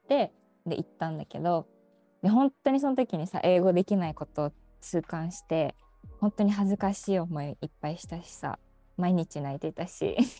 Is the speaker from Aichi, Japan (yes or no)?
yes; Seto, Aichi, Japan; 出身です生まれも育ちも瀬戸でございます。